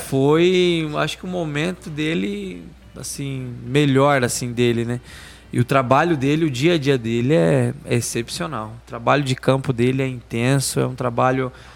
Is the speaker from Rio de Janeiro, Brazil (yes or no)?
no; Itariri, São Paulo, Brazil; Eu sou de Itariri, uma cidade mais fácil, Peruíbe